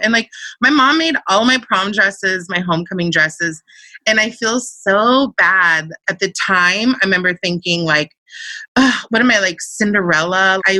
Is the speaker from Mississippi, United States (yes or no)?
no; near Charlottesville, Central Virginia, United States; moved away as an adult; also born or lived in Turkey / Clark, Philippines / San Diego; now in Los Angeles, United States; I appreciate growing up in a little town. I was sheltered and my personality is probably best. But, you know, there's also a sense of you go to school and the entire town in Virginia at the time, and probably still now, like I'm from Central Virginia, right outside of Charlottesville, Virginia.